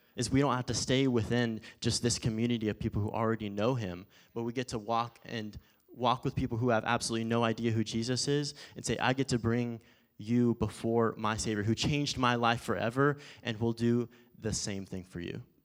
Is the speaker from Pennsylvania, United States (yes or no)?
no; Forney, Texas, United States; also born or lived in Phoenix, Arizona; when I lived out in Forney, obviously Forney's kinda big now, but initially when I was out in Forney, if I traveled around Dallas or when I went to Phoenix to go to college or anything, if I told someone where I was at, I said, "I'm from Dallas."